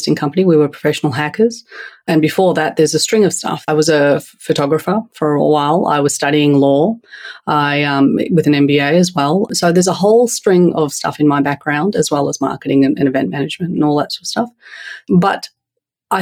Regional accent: Australia; accent: Australian; moved away as an adult; also born or lived in Turkey; now in United States; By my accent, I'll let you know first and foremost, I'm raised in Australia

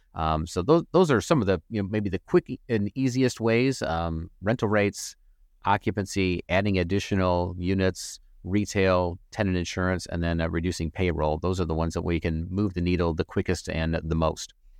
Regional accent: Flint, Michigan, United States; moved away; Flint, Michigan, that was my hometown, sorry, originally from

